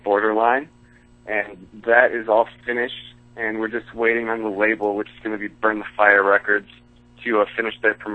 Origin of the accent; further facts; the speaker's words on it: Minneapolis, Minnesota, United States; my hometown, Minneapolis